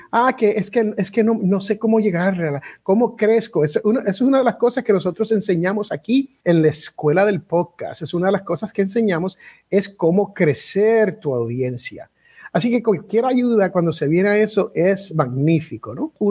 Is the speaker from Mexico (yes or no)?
no; Puerto Rico; also born or lived in United States; porque yo soy al revés, yo soy americano criado boricua.